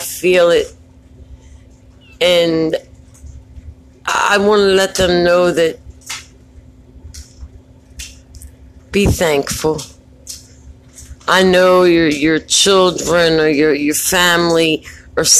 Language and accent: English; Baltimore, Maryland, United States; I'm from Baltimore, so, you know, I don't know if people know, but we have a high murder rate